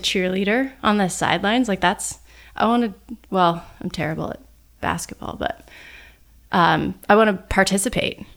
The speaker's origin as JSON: {"language": "English", "town": "Sun Valley", "region": "Idaho", "country": "United States", "tie": "born or raised there", "said": "I actually grew up in Sun Valley"}